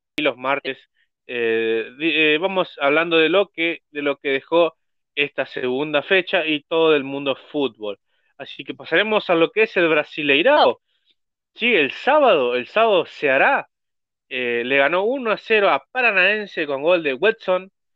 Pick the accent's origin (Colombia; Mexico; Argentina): Argentina; acá en Argentina